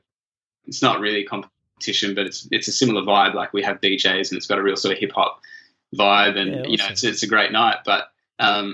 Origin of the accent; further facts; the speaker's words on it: Canberra, Australian Capital Territory, Australia; I was a little white privileged kid growing up in Canberra